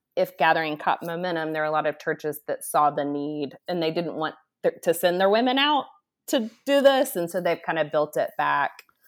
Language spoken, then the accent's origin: English; Dallas, Texas, United States; moved away; I grew up in Dallas, Texas